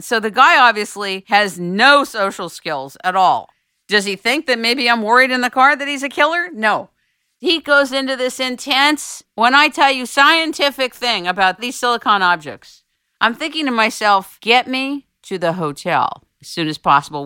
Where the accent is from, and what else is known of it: United States